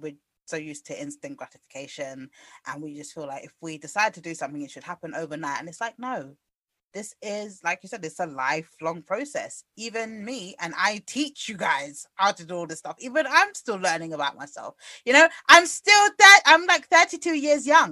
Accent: United Kingdom; I guess we're just British.

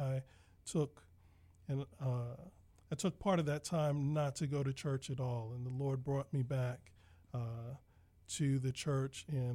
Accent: Washington, District of Columbia, United States; moved away as an adult; now in Fairfax County, United States; I am proudly born and raised in Washington, D.C., and I've spent about the last 12 years, now to think about it, as a resident

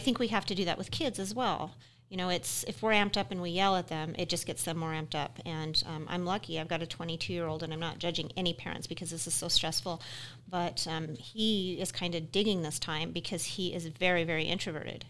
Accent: Utah, United States; now in Wyoming, United States; I'm from Utah originally

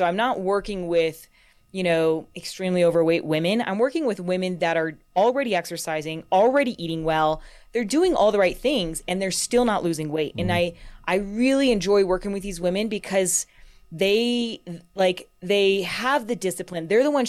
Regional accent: California, United States; now in Colorado, United States; So I grew up in California. I probably spent, you know, about half my life down there. And then once I got in Colorado, I never wanted to leave.

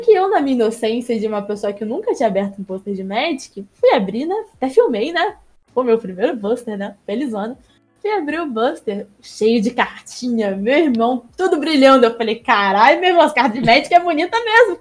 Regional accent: Areal, Rio de Janeiro, Brazil; moved away as an adult; also born or lived in Petrópolis; now in São Paulo, Brazil; Eu nasci em Petrópolis, que é uma cidade da região serrana do Rio, mas eu fui criada em Areal, que é uma outra cidadezinha mínima de 11 mil habitantes do lado de Petrópolis

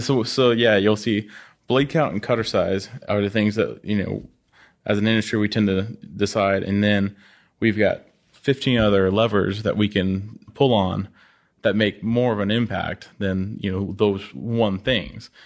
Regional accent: Oklahoma, United States; moved away as an adult; growing up in Oklahoma

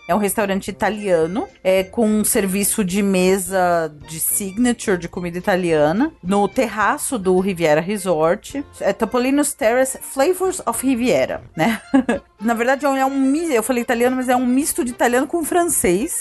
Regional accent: Brazil; a gente é brasileiro e brasileiro

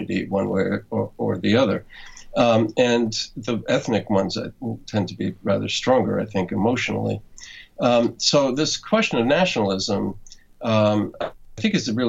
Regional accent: New York City, New York, United States; now in Massachusetts, United States; the neighborhood that I was a child in Brooklyn

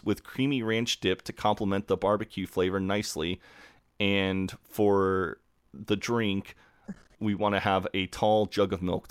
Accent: United States; As an American

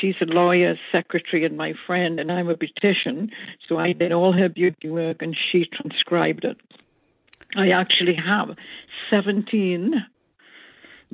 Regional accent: northeast coast of England, North East England, United Kingdom; born and raised in England on the northeast coast

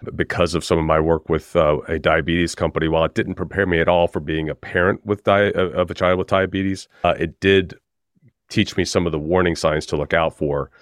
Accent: United States; now in United Kingdom; I'm an American, but I'm based in the U K

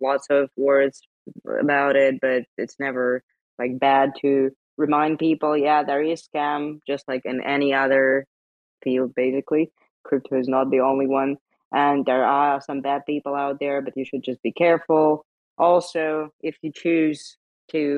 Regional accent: Lithuania; I'm from Baltic states. I'm from Lithuania

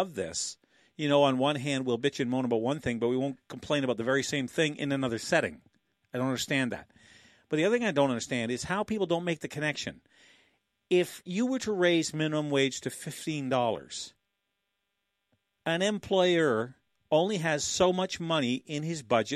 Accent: Canada; like good Canadians

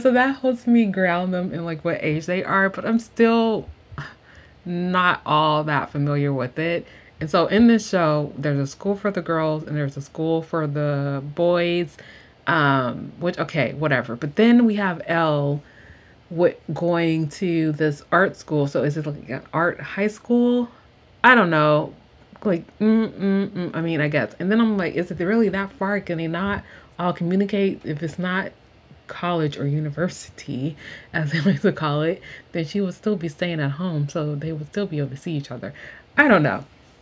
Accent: United States; being an American

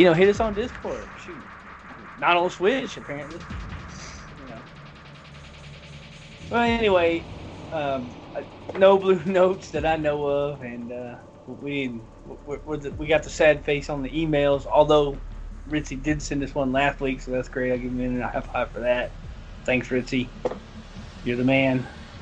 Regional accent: the South, United States; I'm from the South

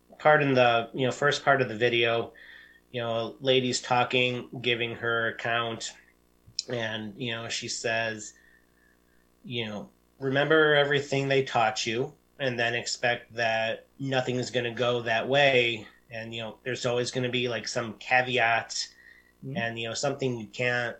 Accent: Detroit, Michigan, United States; moved away; I'm originally from the Detroit area.

